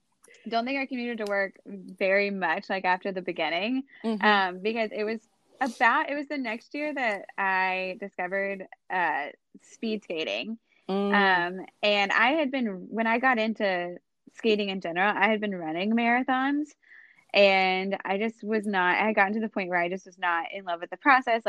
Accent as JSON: {"language": "English", "town": "High Point", "region": "North Carolina", "country": "United States", "tie": "born or raised there", "also_born_or_lived": "New York City", "said": "I'm from High Point, North Carolina"}